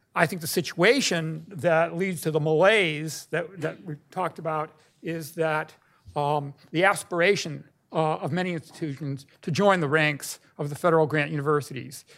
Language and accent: English; California, United States; moved away; my home state, California, where I went through third grade through high school